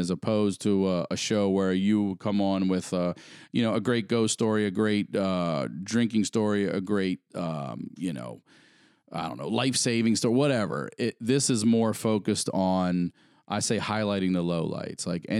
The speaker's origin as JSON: {"language": "English", "region": "Maryland", "country": "United States", "said": "Yeah, I'm coming from Maryland."}